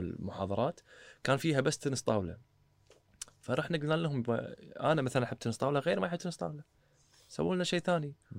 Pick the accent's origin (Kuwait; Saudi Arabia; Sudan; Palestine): Kuwait; احنا كويتيين